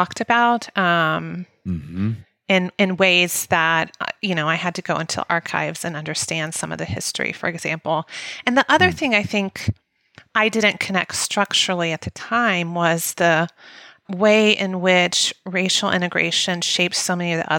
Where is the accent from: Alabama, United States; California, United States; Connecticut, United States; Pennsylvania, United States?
Alabama, United States; Mobile; moved away; I grew up in Mobile, Alabama, which is the largest school district in Alabama